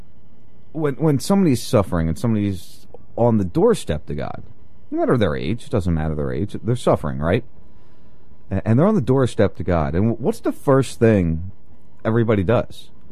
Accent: New Jersey, United States; now in Florida, United States; I grew up in South Jersey, right outside Philly

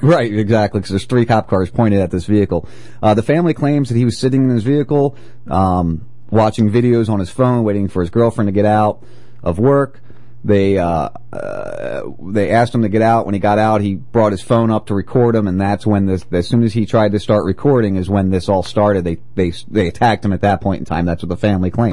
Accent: New Jersey, United States; I've been friends with cops all my life, growing up in Jersey

